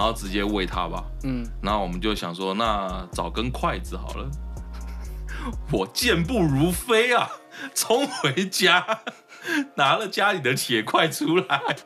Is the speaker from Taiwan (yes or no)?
yes; Taichung, Taiwan; 我也是台中的